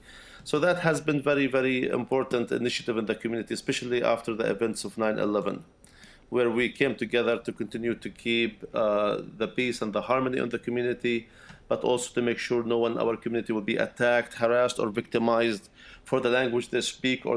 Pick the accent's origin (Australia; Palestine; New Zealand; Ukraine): Palestine; Bethlehem, West Bank; English is a second language; moved away as an adult; also born or lived in Philadelphia; now in Brooklyn, United States; I was born and raised in Bethlehem. I'm a Palestinian, from Palestinian origins, and I was born and raised there